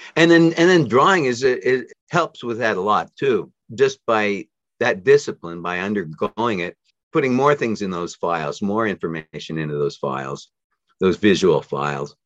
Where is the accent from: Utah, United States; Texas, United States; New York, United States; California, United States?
Utah, United States; near Salt Lake City; I grew up near Salt Lake City in, in the mountains outside of Salt Lake City.